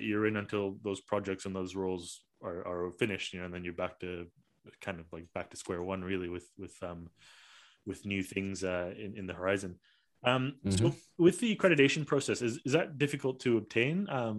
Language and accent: English; Malaysia; you know, myself as a Malaysian, didn't even realize that there was a company like yours in Malaysia.